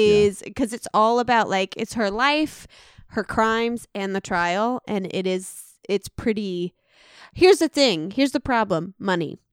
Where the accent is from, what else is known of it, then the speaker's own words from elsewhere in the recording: Illinois, United States; We're from Illinois